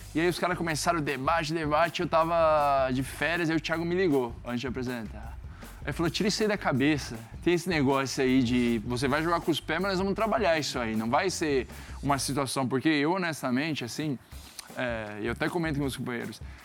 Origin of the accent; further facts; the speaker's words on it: South Region, Brazil; moved away as an adult; also born or lived in Netherlands; eu saí do Sul, novo, e fui